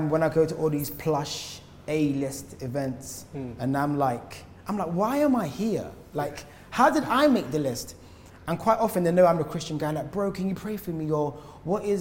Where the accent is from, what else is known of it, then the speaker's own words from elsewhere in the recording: Croydon, London, United Kingdom; From South London. I'm from Croydon, like, just borders South London.